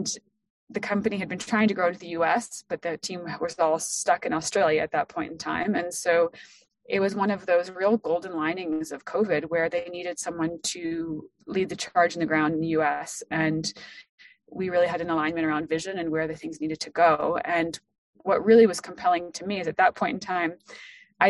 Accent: France; moved away; I was born and raised in France. So my father is an Ohioan. I am not

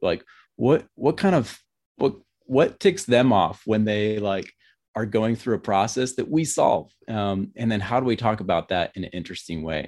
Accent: Grand Rapids, Michigan, United States; moved away as an adult; now in Bariloche, Argentina; I'm from Grand Rapids, Michigan, but, uh, we're living in the Patagonia region of Argentina.

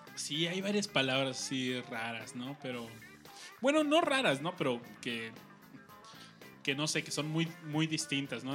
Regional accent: Mexico City, Mexico; como buen chilango

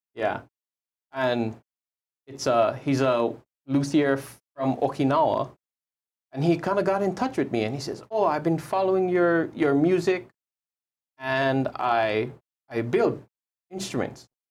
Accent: Kaneohe, Hawaii, United States; I'm from Kaneohe

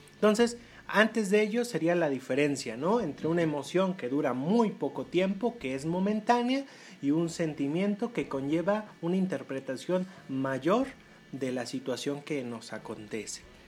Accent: Puebla, Mexico; para nosotros como, como poblanos, pues eh, resulta ser muy cotidiano hablar eh, de manera directa a las personas

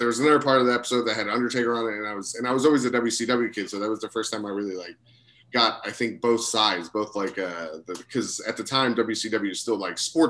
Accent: Florida, United States; We grew up in Florida

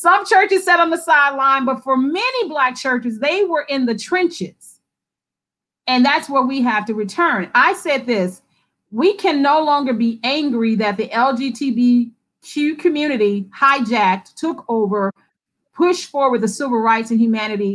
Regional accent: the South, United States; growing up in the South

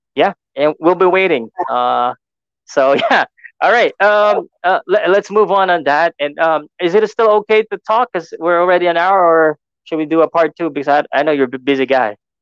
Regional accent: Philippines

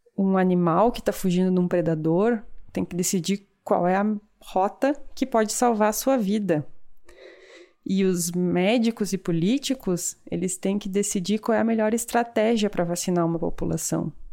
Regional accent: Brazil; moved away as an adult; eu, enquanto brasileira

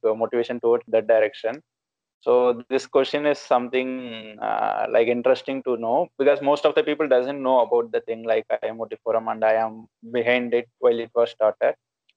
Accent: Theni, Tamil Nadu, India; moved away as an adult; now in Gaya, India; my hometown is from Theni, Tamil Nadu, so near to Western Ghats.

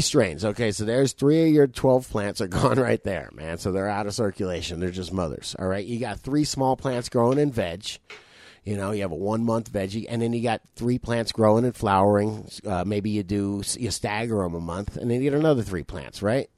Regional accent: South Florida, United States; I'm fucking from South Florida.

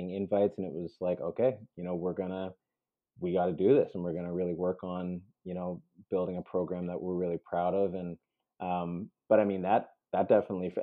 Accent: Canada; also born or lived in Peru; I was born in Peru. And so I came to Canada as a baby

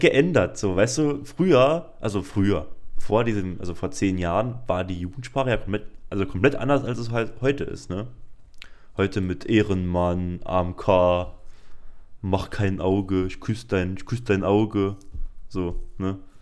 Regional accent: Saarbrücken, Saarland, Germany; bei uns im Saarland

